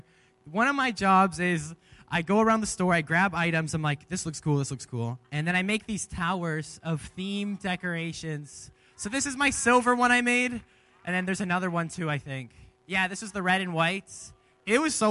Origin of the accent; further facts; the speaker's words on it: Leamington, Ontario, Canada; moved away as an adult; now in Kamloops, Canada; I'm actually from Ontario, and I moved here to go to this college program